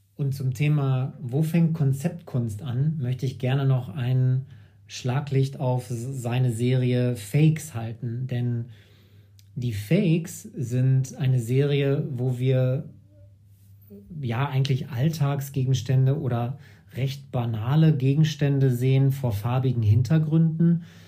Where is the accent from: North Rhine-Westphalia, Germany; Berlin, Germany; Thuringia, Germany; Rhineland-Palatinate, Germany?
North Rhine-Westphalia, Germany; Sauerland; Ich hatte 2012 mit Gerard Goodrow einen Kunstverein im Sauerland in meiner Heimatstadt gegründet